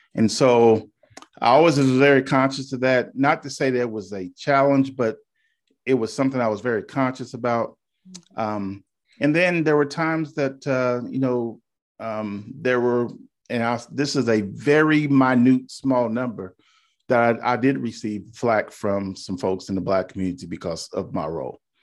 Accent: Indiana, United States; moved away as an adult; now in Charleston, United States; born and raised in Indiana, came to Charleston after the Air Force

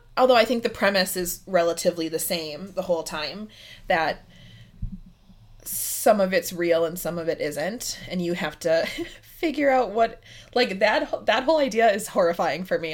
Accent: Midwest, United States; I'm from the Midwest

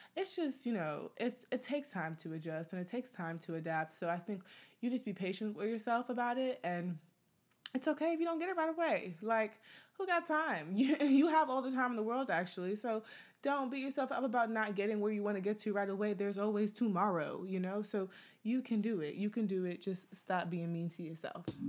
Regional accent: United States; I'm from America, from the US

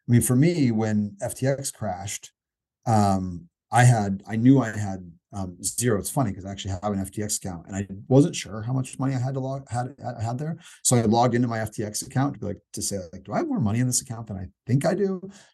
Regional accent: Indiana, United States; I'm a skateboarder from Indiana

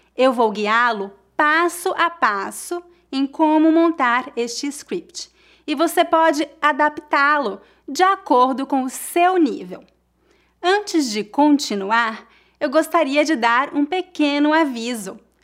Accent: Brazil; now in Brooklyn, United States; Eu sou brasileira, mas eu moro nos Estados Unidos.

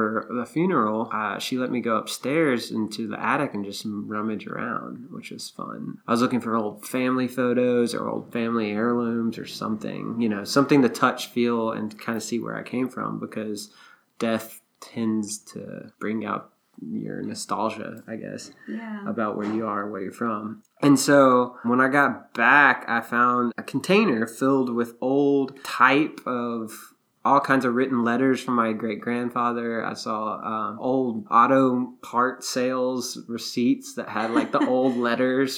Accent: Memphis, Tennessee, United States; moved away as an adult; also born or lived in Texas / Los Angeles / Oklahoma City / Nashville; I grew up in Memphis, born and raised in Bartlett, right outside of Memphis

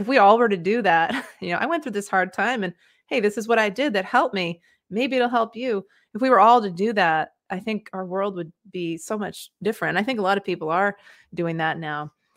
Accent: Maine, United States; moved away as an adult; also born or lived in West Africa / Mexico; I grew up in Maine, and that's where I am now

